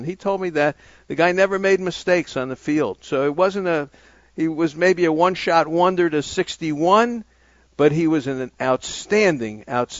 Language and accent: English; New York City, New York, United States; moved away; I'm a kid from Brooklyn. You know me. I grew up in Brooklyn, New York